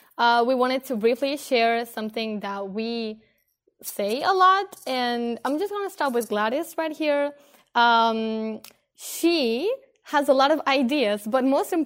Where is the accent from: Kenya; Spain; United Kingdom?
Spain; now in Denmark; I am from Spain